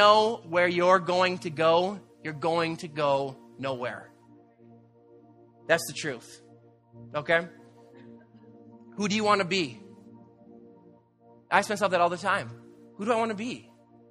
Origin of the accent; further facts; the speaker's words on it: Canada; we're Canadian